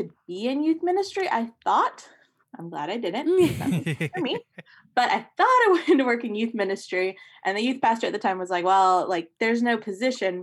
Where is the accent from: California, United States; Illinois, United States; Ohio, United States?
Ohio, United States; I grew up in Ohio.